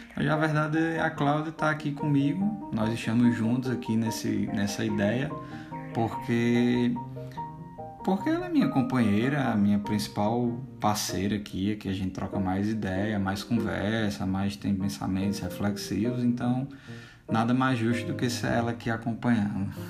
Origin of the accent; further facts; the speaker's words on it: Currais Novos, Rio Grande do Norte, Brazil; now in Campinas, Brazil; Nós somos do interior do Rio Grande do Norte, é bom também a gente comentar isso, né? De Currais Novos, uma cidade no Seridó